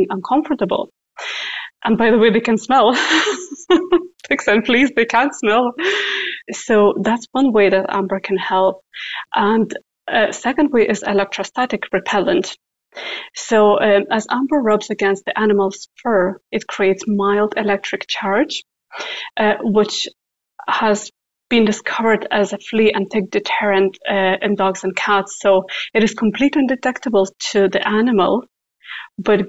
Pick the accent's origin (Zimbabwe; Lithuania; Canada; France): Lithuania; moved away; Originally, I am from Lithuania, and we have a coast at the Baltic Sea